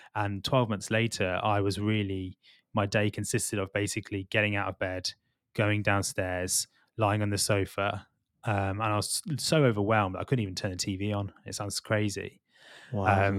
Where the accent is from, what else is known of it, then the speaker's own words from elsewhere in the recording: Midlands, United Kingdom; also born or lived in London; so I'm not from London originally, I'm from the Midlands. Okay. And I've always grown up in suburbia, that's been close to green spaces.